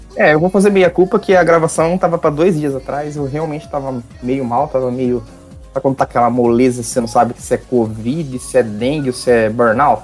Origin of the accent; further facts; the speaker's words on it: Brazil; eu sou brasileiro